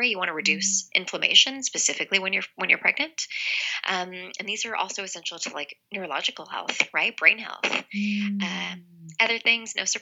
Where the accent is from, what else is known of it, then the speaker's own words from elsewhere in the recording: Canada; now in Los Angeles, United States; I'm originally from Canada where we're given a year mat leave, but in the States where I am now in Los Angeles